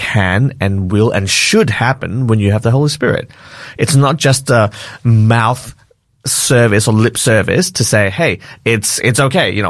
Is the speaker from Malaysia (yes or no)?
yes; Malaysia; I grew up in Malaysia